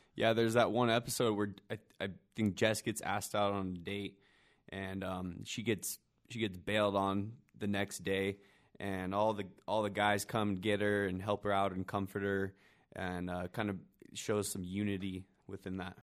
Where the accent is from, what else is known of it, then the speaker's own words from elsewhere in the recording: Albuquerque, New Mexico, United States; now in Utah, United States; growing up in Albuquerque, like I said, being one of the four Mormons in my high school